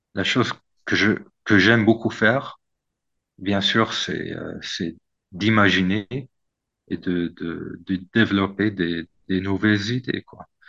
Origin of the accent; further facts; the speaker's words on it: Morocco; also born or lived in Oxford, United Kingdom / Boston, United States / Turkey; en tant que Marocain